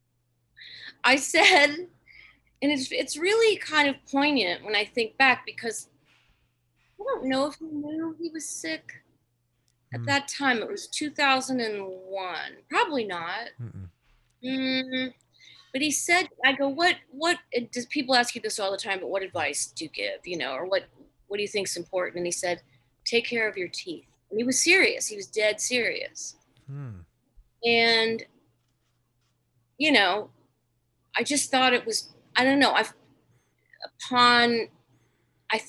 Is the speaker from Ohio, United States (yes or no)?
yes; Ohio, United States; moved away; I'm from Ohio.